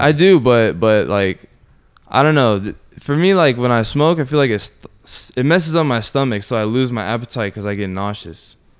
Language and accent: English; Orlando, Florida, United States; also born or lived in Sanford; born and raised in Orlando